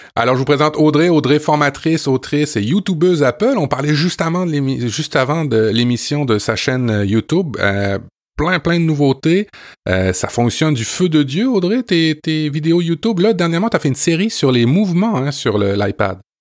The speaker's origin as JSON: {"language": "French", "country": "France", "tie": "born or raised there", "moved": "yes", "lives_now": "Quebec, Canada", "said": "je suis né en France et je suis un expatrié français au Québec"}